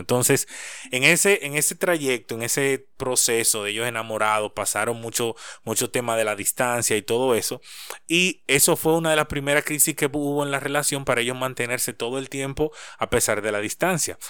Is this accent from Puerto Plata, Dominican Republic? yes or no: no; Santo Domingo, Distrito Nacional, Dominican Republic; Yo soy nacido en Santo Domingo, pero mis padres son de Higüey.